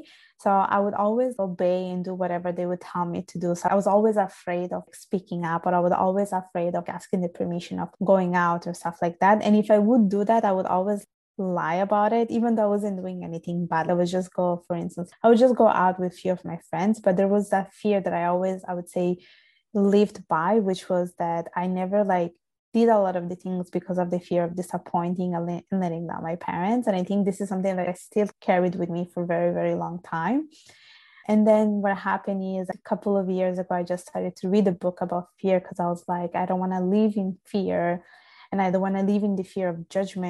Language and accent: English; Italy; accent: Italian; English is a second language; moved away as an adult; now in Canada; I was born and raised in Italy. My parents are from Bangladesh, and I pretty much lived my whole life in Italy